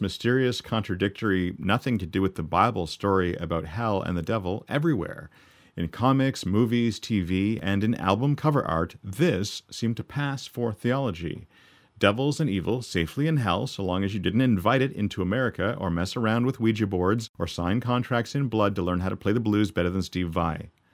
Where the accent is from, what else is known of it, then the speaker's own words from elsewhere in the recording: Canada; up here in Canada